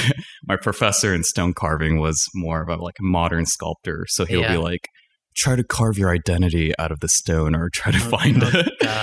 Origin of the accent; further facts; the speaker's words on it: Setagaya, Tokyo, Japan; also born or lived in Danbury, Connecticut, United States; Danbury, Connecticut. Okay. And about 8 months into living in the States, I moved back to Japan in the Setagaya region, and I lived in Japan